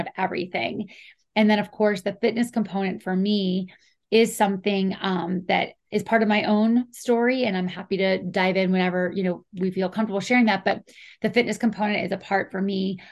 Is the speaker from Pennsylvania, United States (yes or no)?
yes; Pittsburgh area, Pennsylvania, United States; we're both Pennsylvania natives, you know, and especially in the Pittsburgh area